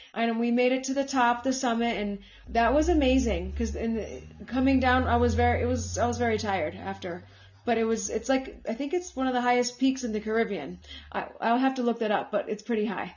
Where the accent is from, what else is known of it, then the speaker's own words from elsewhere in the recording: United States; moved away as an adult; also born or lived in Colombia; now in Bogota, Colombia; even though I was born here, but I grew up in the States.